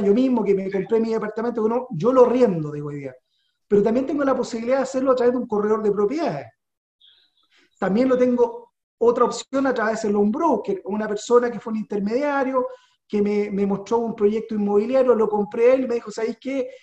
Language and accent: Spanish; Chile; somos inteligentes los chilenos